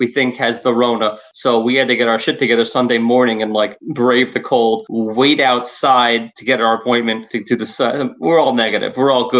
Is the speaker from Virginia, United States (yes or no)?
no; New York, United States; Born and raised in New York, and that is my New York fear.